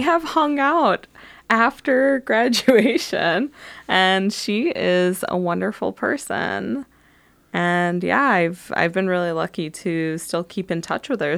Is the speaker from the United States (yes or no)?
yes; Detroit, Michigan, United States; also born or lived in Frankfurt, Germany / Phoenix, Arizona; when we first moved to Michigan, we were in Highland Park area, which is right in Detroit.